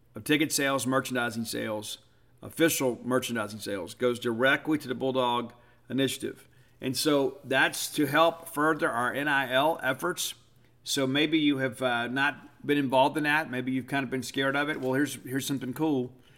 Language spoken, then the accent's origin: English; South Mississippi, United States; I'm from South Mississippi